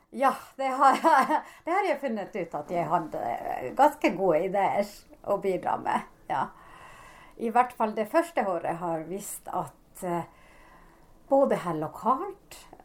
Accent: Sodankylä, Lapland, Finland; accent: Sodankylä dialect (Northern Finnish); Norwegian is a second language; now in Norway; min egen dialekt er fra Nord-Finland, Sodanguller-dialekt.

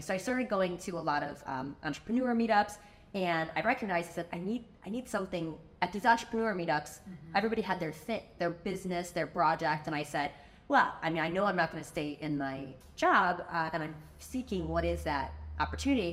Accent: Chicago, Illinois, United States; moved away as an adult; now in Miami, United States; I'm originally from Chicago

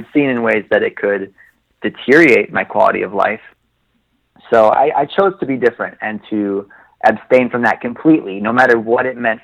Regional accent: Oshkosh, Wisconsin, United States; I grew up in Oshkosh, Wisconsin

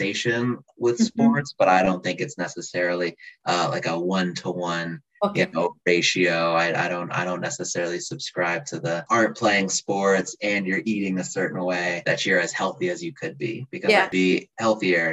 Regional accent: just outside of Minneapolis, Minnesota, United States; moved away as an adult; also born or lived in St. Louis / Boston; now in Seattle, United States; I grew up just outside of Minneapolis in Minnesota

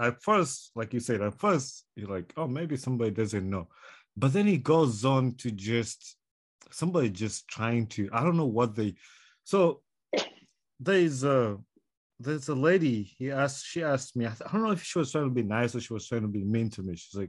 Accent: Uganda; English is a second language; now in United States; like I'm from Uganda, a third world country, but here am I in the United States working with the Americans

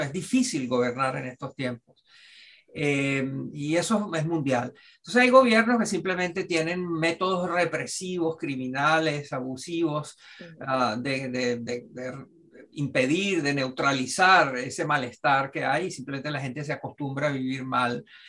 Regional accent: Venezuela; moved away; como venezolano

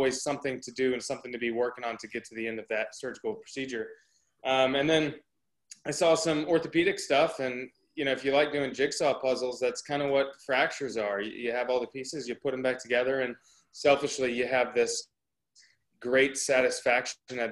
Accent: outside of the Dallas area, North Texas, United States; now in Nashville, United States; I grew up in North Texas, outside of the Dallas area

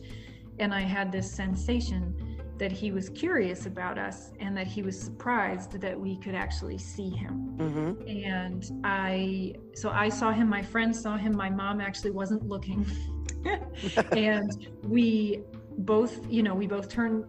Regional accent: Maryland, United States; moved away; also born or lived in Chicago; when I was a kid, I grew up in Maryland.

